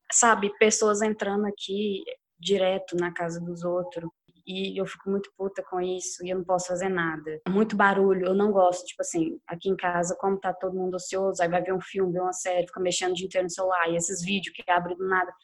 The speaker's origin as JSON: {"language": "Portuguese", "town": "Belo Horizonte", "region": "Minas Gerais", "country": "Brazil", "said": "sou de BH também"}